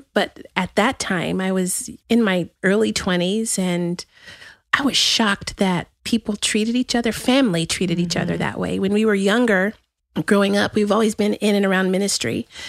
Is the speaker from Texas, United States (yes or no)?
yes; El Paso, Texas, United States; also born or lived in White Sands Missile Range, New Mexico; now in Austin, United States; I was born right outside of El Paso in White Sands Missile Range.